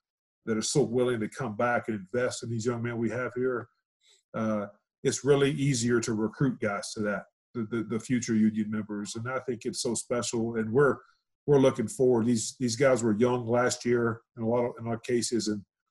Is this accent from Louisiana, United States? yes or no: yes; Louisiana, United States; also born or lived in Houston; now in Reno, United States; I'm from Louisiana originally